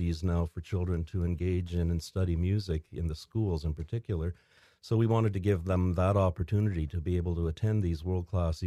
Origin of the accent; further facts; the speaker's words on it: Midland, Ontario, Canada; moved away as an adult; my hometown of Midland